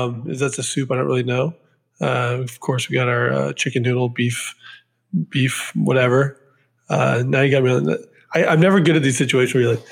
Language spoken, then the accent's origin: English; Mossyrock, Washington, United States; moved away; also born or lived in Philadelphia / New York City; I grew up in a town in Washington State called Mossy Rock, Washington